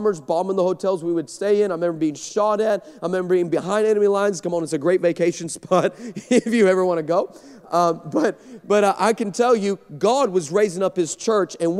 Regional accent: El Paso, Texas, United States; I grew up in El Paso, Texas

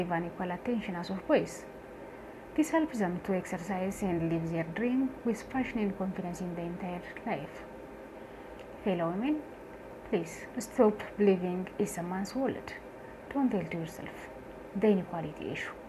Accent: Addis Ababa, Ethiopia; born and raised in Addis Ababa in a middle-income family.

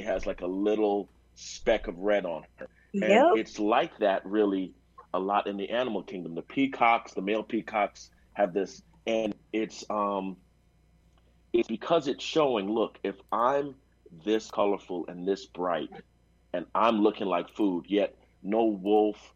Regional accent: New York City, New York, United States; I'm from New York City

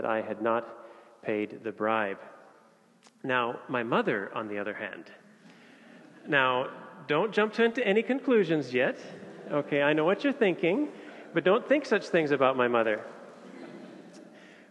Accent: Indonesia; moved away as an adult; now in Copenhagen, Denmark; I was born and raised in Indonesia

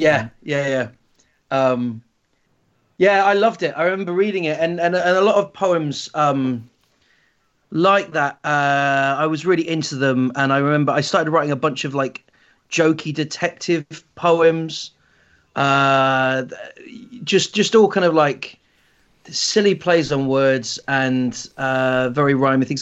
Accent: Shetland Islands, Scotland, United Kingdom; I grew up in the Shetland Islands

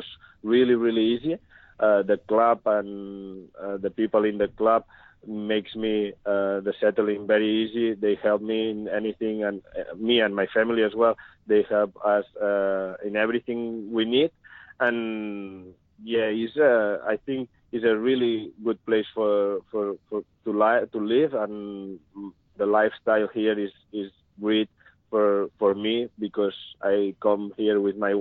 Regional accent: Figueres, Catalonia, Spain; English is a second language; moved away as an adult; also born or lived in Alicante / Albacete / Ponferrada; now in Australia; I come from a little village from Catalonia, Spain, and I grew up in Figueras.

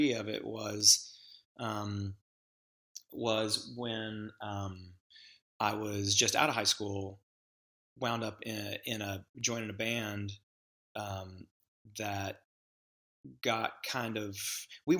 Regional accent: Memphis, Tennessee, United States; now in Nashville, United States; I grew up in the South. I was born in Memphis, Tennessee.

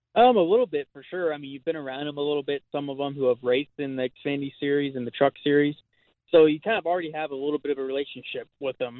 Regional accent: Long Beach, California, United States; I grew up in Southern California

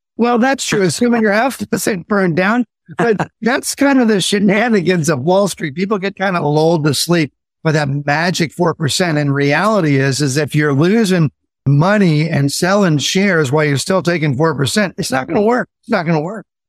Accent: Indiana, United States; I grew up in Indiana and we got a lot of snow.

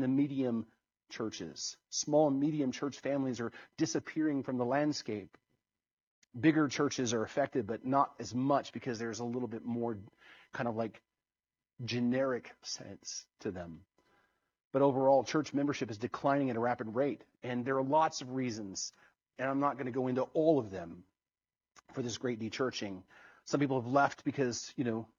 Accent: United States; I'm as American as anyone else

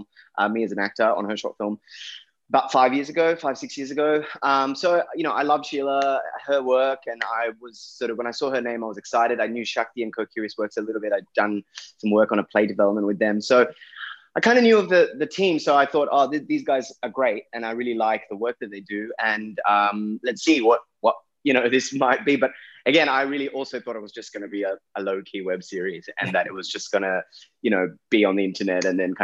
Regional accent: Sydney, New South Wales, Australia; I grew up in Western Sydney. I grew up all around Western Sydney, and I knew different pockets of it really well.

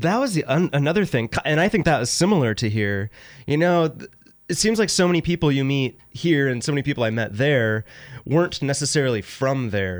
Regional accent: Sacramento, California, United States; Growing up in Sacramento, I, I always described it as a family-friendly, bigger city

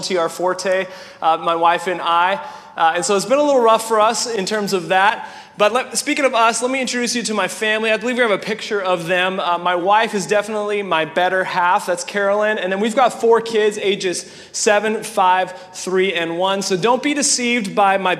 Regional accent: Winnipeg, Manitoba, Canada; also born or lived in California; now in Indiana, United States; I grew up in Winnipeg, Canada, and my family, a family of six as well

